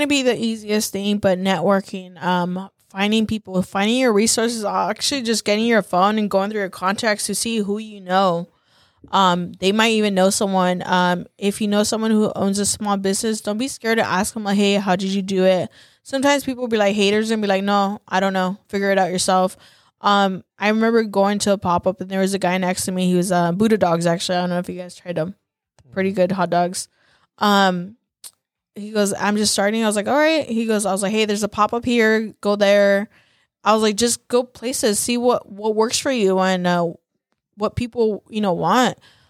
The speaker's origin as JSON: {"language": "English", "town": "Salinas", "region": "California", "country": "United States", "tie": "born or raised there"}